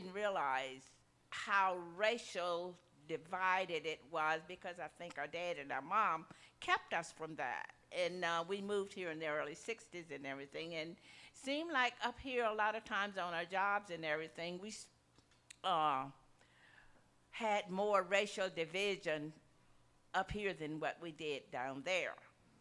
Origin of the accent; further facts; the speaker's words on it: Mississippi, United States; I grew up in the South, in Mississippi, in the 40s